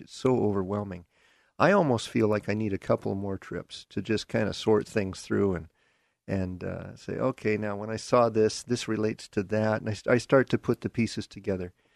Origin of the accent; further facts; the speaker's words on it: Seattle, Washington, United States; accent: Seattle; also born or lived in Derby, Kansas; I grew up in, uh, Seattle